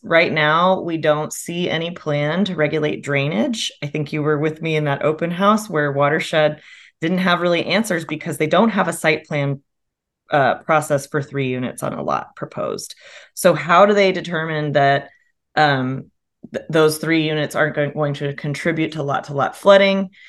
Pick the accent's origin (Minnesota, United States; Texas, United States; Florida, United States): Texas, United States; Austin; moved away as an adult; also born or lived in Chicago; I'm an Austinite from here